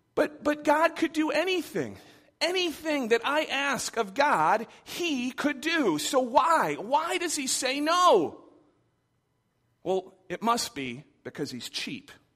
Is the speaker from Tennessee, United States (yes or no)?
no; Michigan, United States; I grew up in Michigan.